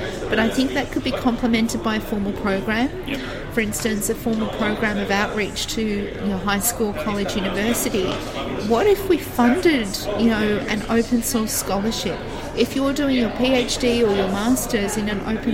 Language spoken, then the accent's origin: English; Geelong, Victoria, Australia; my hometown in Geelong